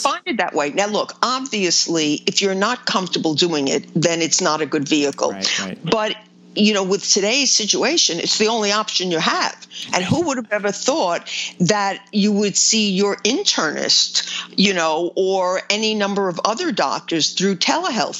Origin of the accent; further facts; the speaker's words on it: New York, United States; I've lived here my whole life.